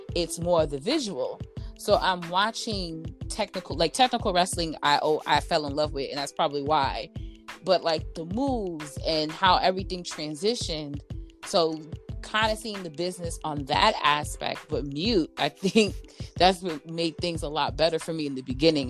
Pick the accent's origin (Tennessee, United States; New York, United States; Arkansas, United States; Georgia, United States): New York, United States; I'm from New York